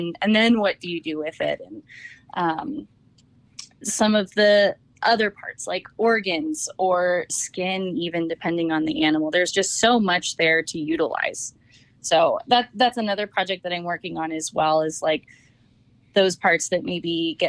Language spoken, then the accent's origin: English; Napa, California, United States; I grew up in Napa, so it's hard not to be into wine.